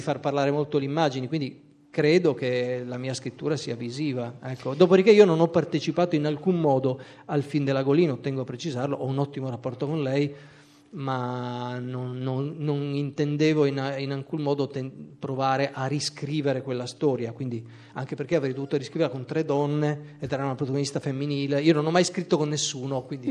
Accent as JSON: {"language": "Italian", "town": "Trieste", "region": "Friuli-Venezia Giulia", "country": "Italy", "also_born_or_lived": "Pordenone", "moved": "yes", "said": "nonostante il mio congruo numero di anni trascorsi a Pordenone, non sono di Pordenone, ma sono di Trieste"}